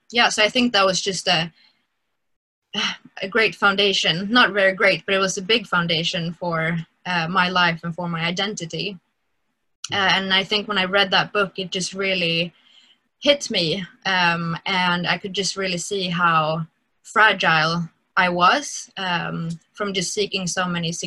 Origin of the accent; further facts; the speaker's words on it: Stockholm, Stockholm County, Sweden; I grew up in Stockholm, and in the Stockholm church